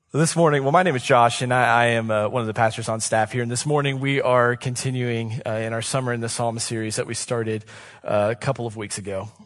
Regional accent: Columbus, Ohio, United States; I was born and raised in Columbus, Ohio

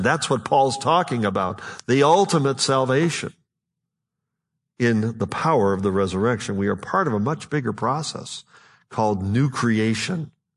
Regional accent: Buffalo, New York, United States; I'm from Western New York, near Buffalo

